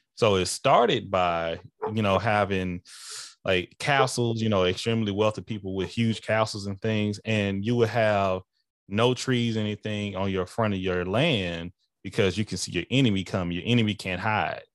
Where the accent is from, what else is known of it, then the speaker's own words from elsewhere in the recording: Texas, United States; moved away; I am a Texan. Like, uh, it's, that's my culture.